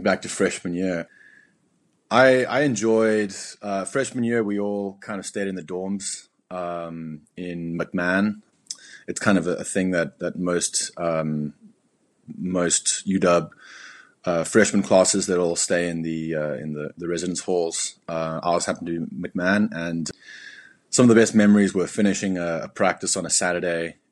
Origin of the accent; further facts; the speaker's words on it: Cape Town, Western Cape, South Africa; moved away as an adult; also born or lived in Berlin, Germany; my whole life, uh, was growing up in South Africa.